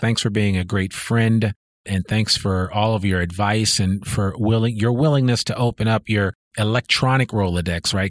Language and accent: English; New York, United States; now in Northwest Arkansas, United States; I grew up right outside of New York City